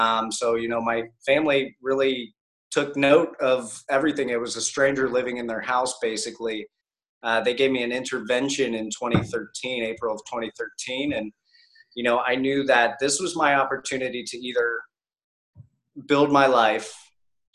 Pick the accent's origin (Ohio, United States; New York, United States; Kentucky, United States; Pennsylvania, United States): Ohio, United States; Columbus; now in Tampa, United States; I grew up in Columbus, Ohio